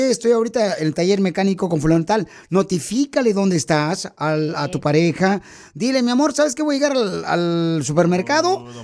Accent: Guanajuato, Mexico; porque acá venimos de Guanajuato, papuchón.

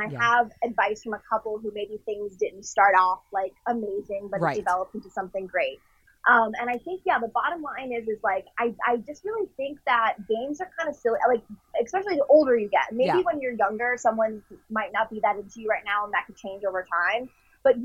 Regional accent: Westport, Connecticut, United States; now in Los Angeles, United States; there's a sushi place in my hometown of Connecticut

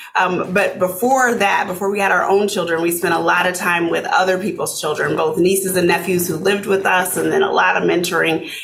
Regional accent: Arkansas City, Kansas, United States; moved away as an adult; also born or lived in Omaha, Nebraska; now in Minnesota, United States; I grew up in a small town uh, south of Wichita, Kansas, called Arkansas City, Kansas

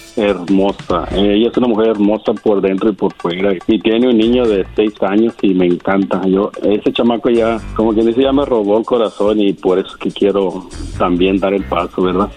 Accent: Jalisco, Mexico; yo soy de Jalisco

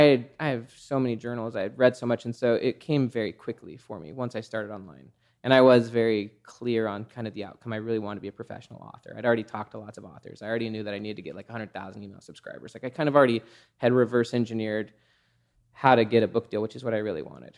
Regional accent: Salt Lake City, Utah, United States; I grew up in Salt Lake City, Utah.

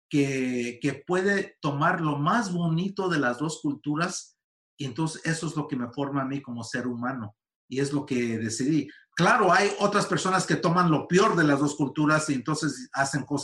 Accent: California, United States; born there; yo, la única razón que nací yo aquí en Estados Unidos, en California, fue porque nací en tiempos de las cosechas

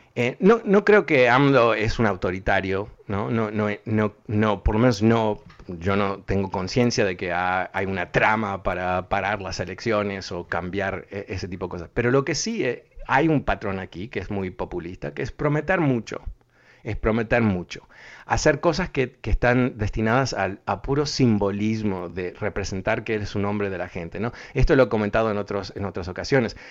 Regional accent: Uruguay; moved away; also born or lived in Buenos Aires, Argentina; yo no soy argentino, que tengo el tono, soy uruguayo, pero viví en, Buenos Aires casi

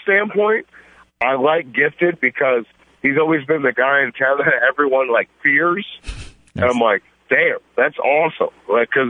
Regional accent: Toledo, Ohio, United States; moved away; also born or lived in Indianapolis; I was born and raised in Toledo before my family moved to Indianapolis. I have a lot of roots here and a lot of love for where I come from.

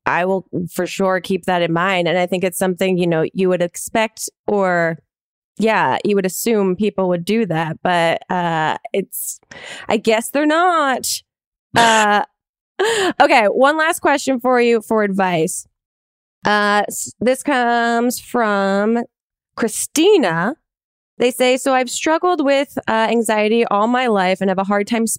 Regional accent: New Jersey, United States; moved away as an adult; now in New York, United States; I'm from South Jersey and then moved to New York right after I graduated college

